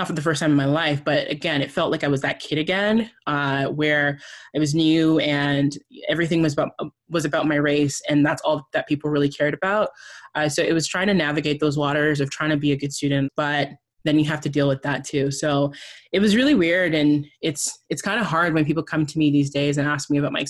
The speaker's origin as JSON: {"language": "English", "country": "Canada", "tie": "born or raised there", "also_born_or_lived": "Nigeria / Tanzania", "said": "When I was about 7, we moved to Canada"}